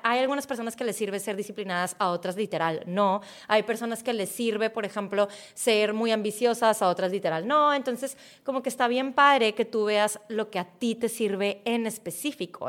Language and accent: Spanish; Mexico; yo nací en México, yo tengo cualidades que me hacen muy mexicana